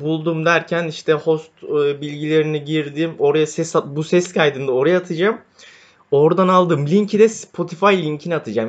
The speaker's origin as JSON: {"language": "Turkish", "region": "Istanbul", "country": "Turkey", "tie": "born or raised there", "said": "Doğma büyüme İstanbulluyum."}